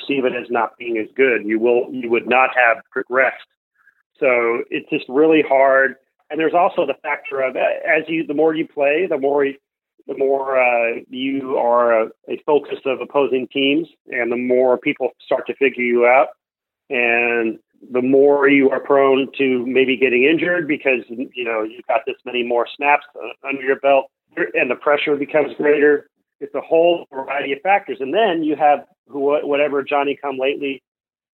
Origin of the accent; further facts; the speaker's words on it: Los Angeles, California, United States; now in New York, United States; I'm from Los Angeles, but I live in New York